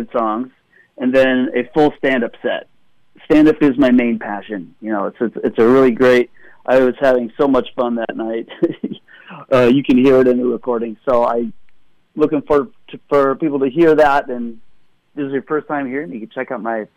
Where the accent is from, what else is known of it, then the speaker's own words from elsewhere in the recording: Fontana, California, United States; also born or lived in Echo Park, Los Angeles; now in Los Angeles, United States; I grew up in Fontana, California.